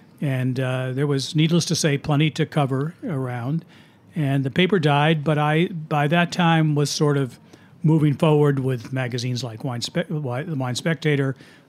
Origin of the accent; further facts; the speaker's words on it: Washington, District of Columbia, United States; moved away as an adult; also born or lived in Falls Church, Virginia; now in New York City, United States; After I got out of the Navy, I went back to Washington, D.C., my hometown, tried to get a job on my hometown newspaper, the Washington Post.